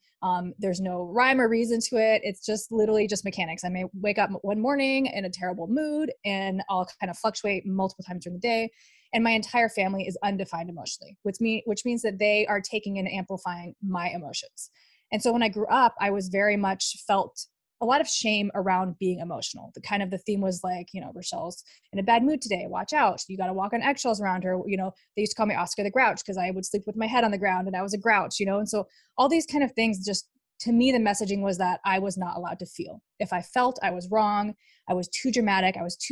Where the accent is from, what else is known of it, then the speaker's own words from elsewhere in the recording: Dubai, United Arab Emirates; and we ended up in Dubai. So I grew up in Dubai. My dad worked for Ford.